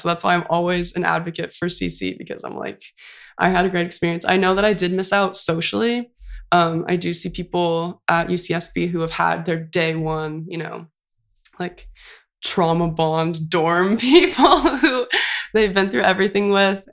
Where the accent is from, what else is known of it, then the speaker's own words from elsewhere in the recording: Santa Cruz, California, United States; moved away as an adult; now in Santa Barbara, United States; I went to community college, um, so I'm from Santa Cruz, so I went to Cabrillo College